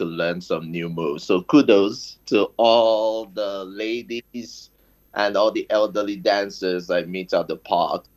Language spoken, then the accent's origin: English; Nigeria; now in United Kingdom; I'm from Nigeria. Now a little bit based in the UK.